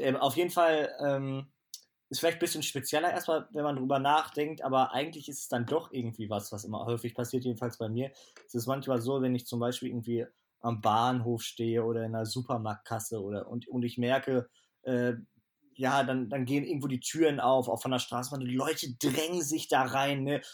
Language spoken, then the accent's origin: German; Germany; ich bin ja selber Deutscher